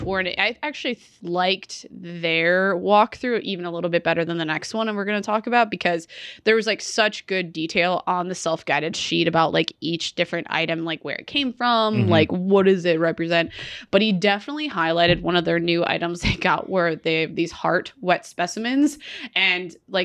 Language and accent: English; Pittsburgh, Pennsylvania, United States; I was from Pittsburgh